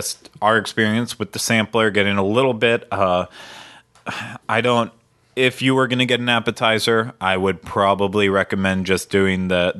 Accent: Pennsylvania, United States; You know, like I grew up in Western Pennsylvania, so there was no fresh shrimp ever coming to us

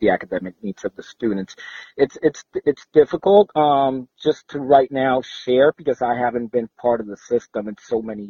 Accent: Puerto Rico; moved away as an adult; now in Florida, United States; I was born in Puerto Rico, and I had a 3-year stint here in Florida when I was from the age 6 to 9. Then I went back home

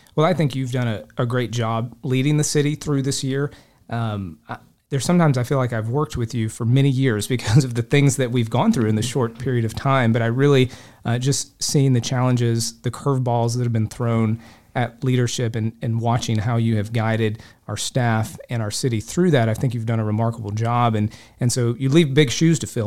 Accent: Polk County, Florida, United States; I grew up fishing lakes in Polk County

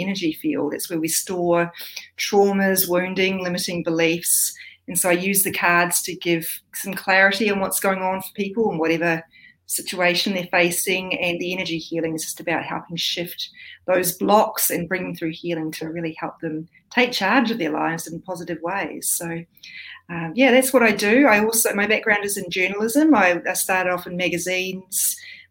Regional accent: New Zealand; also born or lived in Australia; now in New South Wales, Australia; I'm a New Zealander living in Australia.

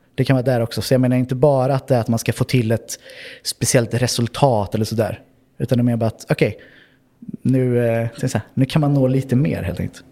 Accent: Örebro, Örebro County, Sweden; moved away as an adult; now in Oslo, Norway; Jag kommer ursprungligen från Örebro i Sverige

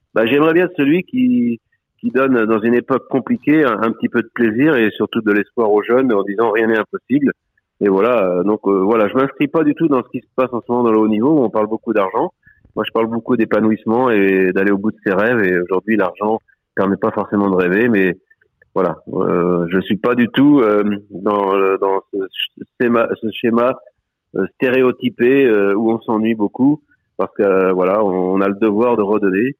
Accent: Vendée, Pays de la Loire, France; C'était chez nous en Vendée

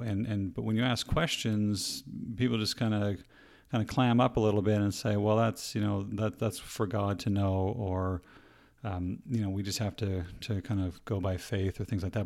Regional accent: Nova Scotia, Canada; I was, uh, born and raised in Canada and, uh, specifically in the province of Nova Scotia, which is on the very east coast

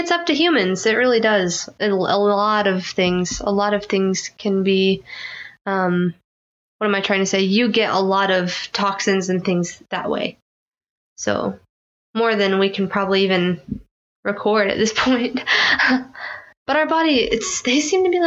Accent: Philippines; I'm Filipino

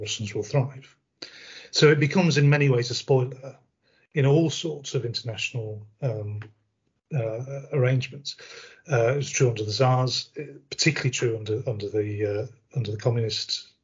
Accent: United Kingdom; we in the UK

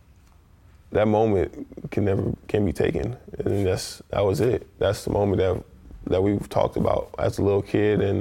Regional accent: New York, United States; moved away as an adult; now in Detroit, United States; I'm a kid from New York

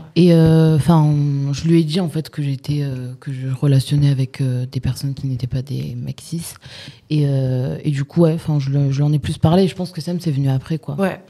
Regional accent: southern France, France; moved away as an adult; also born or lived in Nîmes / Montpellier; qu'on soit parti du sud

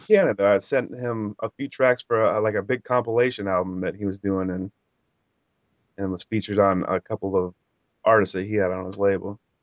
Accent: Cedar Rapids, Iowa, United States; I'm from Cedar Rapids, Iowa. I grew up, you know, out in the sticks

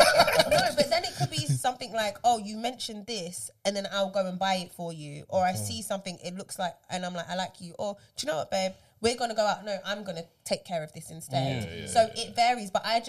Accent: Uganda

